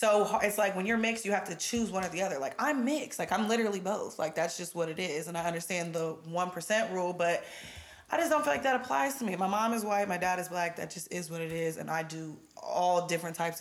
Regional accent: Heath, Ohio, United States; also born or lived in Croton; I grew up in Heath and Croton and all out there

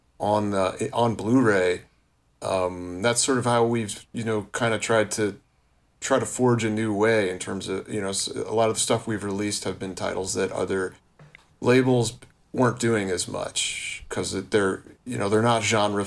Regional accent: the New York area, United States; also born or lived in Chicago; I'm from the New York area and mostly lived in New York, I have spent time in Chicago

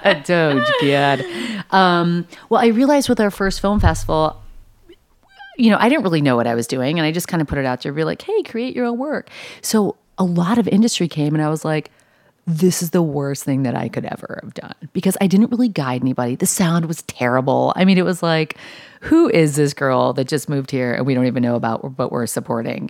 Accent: Buffalo, New York, United States; also born or lived in Los Angeles; now in New York, United States; I'm from Buffalo

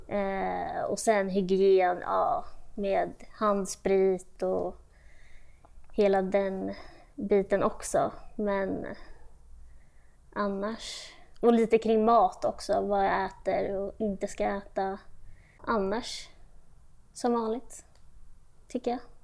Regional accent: Sweden; also born or lived in Austria / Switzerland / Brazil; i Österrike, där jag är född. Och sen flyttade vi till Schweiz, och sen efter det Brasilien, och sen, eh, hem till Sverige, och då var jag fyra.

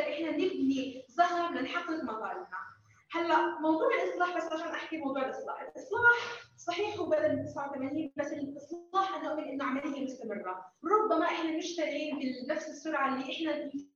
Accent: Jordan; احنا شباب اردني واحنا جزء من الشباب الاردني الناشط

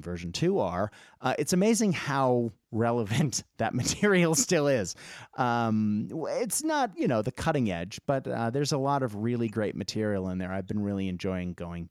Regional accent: Boston, Massachusetts, United States; also born or lived in Japan; I grew up in Boston

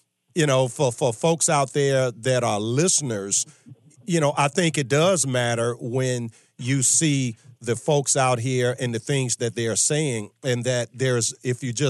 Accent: Virginia, United States; I'm from Virginia

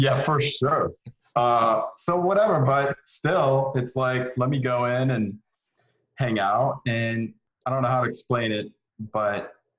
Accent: Iowa, United States; also born or lived in Denver / Los Angeles; now in Atlanta, United States; Yeah, Iowa, Denver, LA for like 6 months, back to Denver for a couple of years, and then here to Atlanta in 2001.

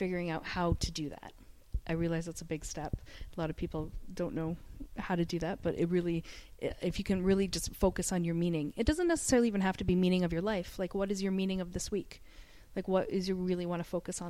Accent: Canada; now in Dubai, United Arab Emirates; I'm from Canada, so all of my family's back home

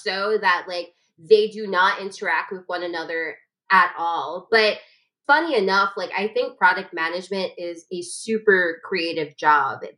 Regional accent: New York City, New York, United States; I'm a lyricist from Brooklyn

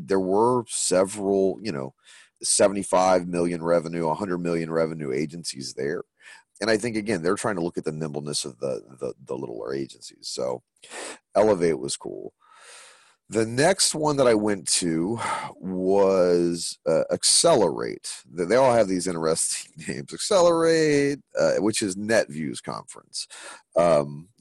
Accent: Nashville, Tennessee, United States; Nashville, which is my hometown

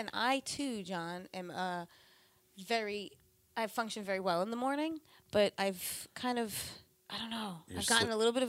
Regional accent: Ronkonkoma, New York, United States; Ronkonkoma is where I'm from.

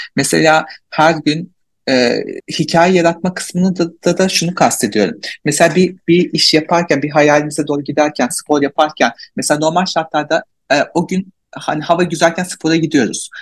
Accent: Malatya, Turkey; Malatyalıyım. Türkiye'de yaşıyorum.

